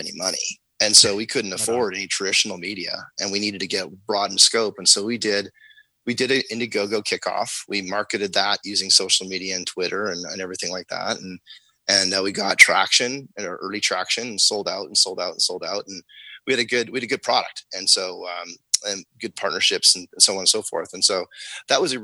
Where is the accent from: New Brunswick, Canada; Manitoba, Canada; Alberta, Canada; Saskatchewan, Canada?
Alberta, Canada; Calgary; I grew up in Calgary. I was raised here.